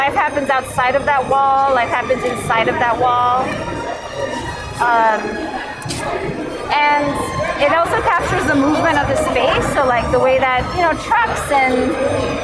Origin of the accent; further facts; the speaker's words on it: Chicago, Illinois, United States; I'm an artist from Little Village